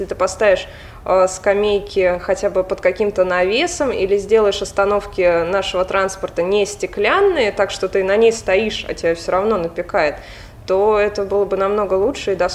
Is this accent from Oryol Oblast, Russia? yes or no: yes; Oryol, Oryol Oblast, Russia; born there; Родилась в Орле, один год прожила в Москве, в сознательном уже возрасте, взрослом. И вернулась обратно.